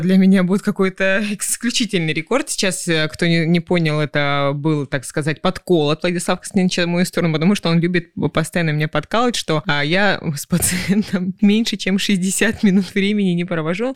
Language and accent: Russian; Krasnodar, Krasnodar Krai, Russia; Сегодня мы записываем наш подкаст из жаркого города Краснодара, который еще является моей малой родиной